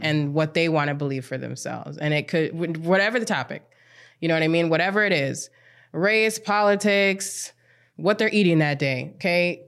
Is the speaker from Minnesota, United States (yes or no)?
yes; Apple Valley, Minnesota, United States; I grew up in Apple Valley, Minnesota, um, did K through twelve education in District one ninety-six schools